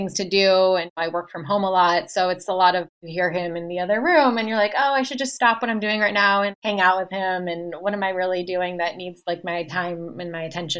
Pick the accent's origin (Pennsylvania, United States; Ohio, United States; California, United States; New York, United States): Ohio, United States; moved away; I grew up in Ohio